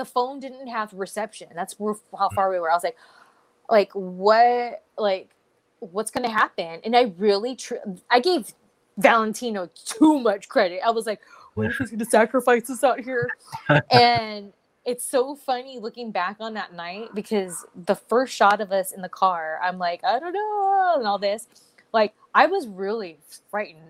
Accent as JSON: {"language": "English", "region": "California", "country": "United States", "said": "I'm a California girl"}